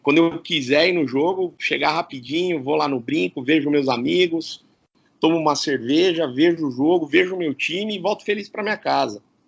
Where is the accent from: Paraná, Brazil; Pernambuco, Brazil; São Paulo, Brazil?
São Paulo, Brazil; Campinas; eu sou campineiro, né? Então, eu, eu amo minha cidade, eh, acho que eu nasci realmente no lugar certo, era aqui que eu tinha que ter nascido mesmo